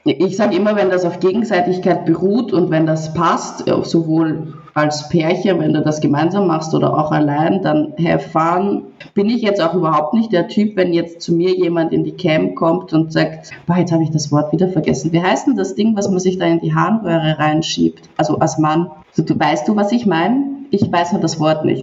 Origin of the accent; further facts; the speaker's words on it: Vienna, Austria; also born or lived in Nuremberg, Germany; now in Cyprus; 24, komme ursprünglich aus Wien, war dann eine Zeit lang in Nürnberg und jetzt habe ich mich dazu entschlossen, ein bisschen meine Zeit in Zypern zu genießen.